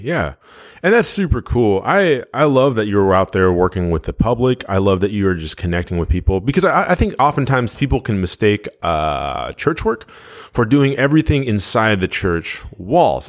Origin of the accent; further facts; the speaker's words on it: United States; I am a first generation born here in the United States